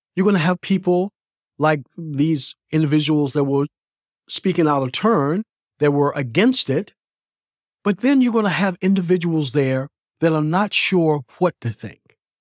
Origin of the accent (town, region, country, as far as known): United States